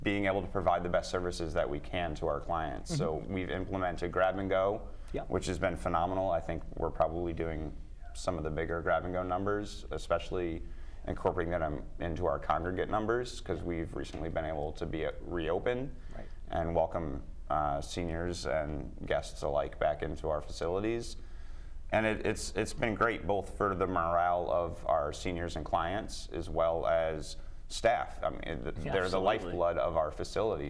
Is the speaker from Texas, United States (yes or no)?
no; Connecticut, United States; I was born and raised in Connecticut